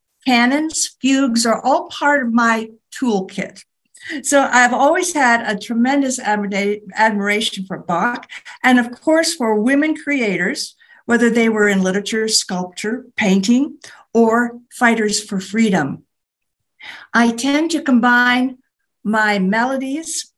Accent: Appalachian Mountains in Pennsylvania, United States; also born or lived in Palouse, Washington / Missouri; now in Southwest, United States; I grew up in the Appalachian Mountains in Pennsylvania, with the nearest town 6 miles away.

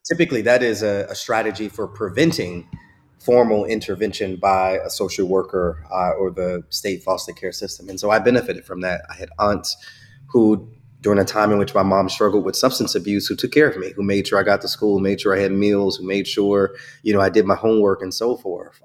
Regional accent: Chicago, Illinois, United States; I grew up in Chicago

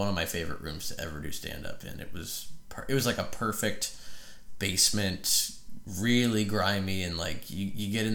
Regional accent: Frederick, Maryland, United States; moved away as an adult; now in Nashville, United States; my hometown of Frederick, Maryland

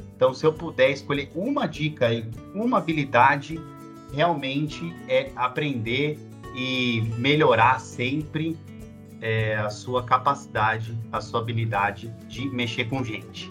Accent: São Paulo, Brazil; eu sou de São Paulo, capital

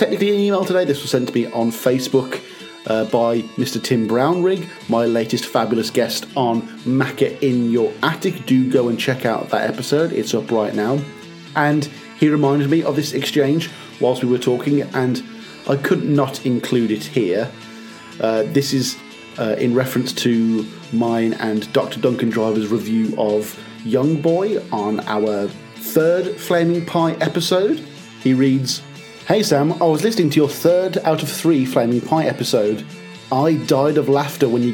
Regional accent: United Kingdom

